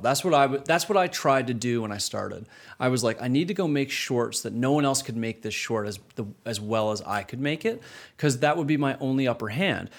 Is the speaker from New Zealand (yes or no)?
no; Canada; moved away as an adult; growing up in Canada, starting my career in Canada